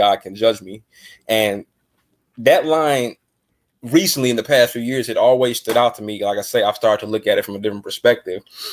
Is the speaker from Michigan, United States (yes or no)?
yes; Detroit, Michigan, United States; also born or lived in Downriver, Michigan; I'm from Detroit, Michigan. Got to give a shout out to my city, the great Motown. Just growing up